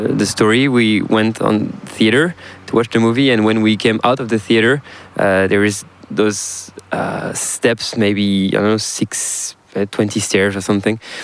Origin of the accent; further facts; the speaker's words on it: South Brittany, France; accent: French; English is a second language; there is uh, Brittany on the west, northwest of France, and I'm from South Brittany